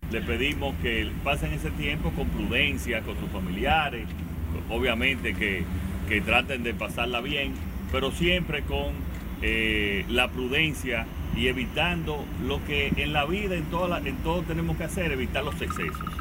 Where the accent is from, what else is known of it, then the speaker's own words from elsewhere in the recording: Dominican Republic; moved away; disfrutar una buena estadía en mi país